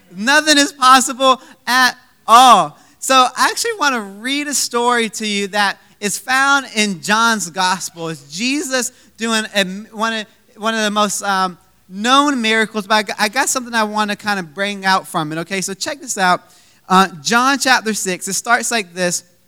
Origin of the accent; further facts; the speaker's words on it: Virginia Beach, Virginia, United States; now in Richmond, United States; We're from Virginia Beach, Virginia, which is about two hours away from Richmond